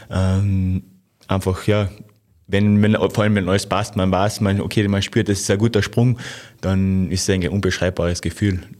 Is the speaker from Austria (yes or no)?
yes; Carinthia, Austria; Ja, ich bin am Ossiacher See aufgewachsen, also von dem